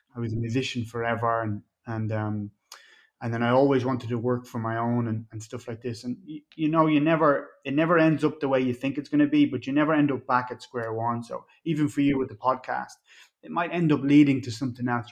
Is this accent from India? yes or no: no; Ireland; also born or lived in Mexico; now in Florida, United States; I'm from Ireland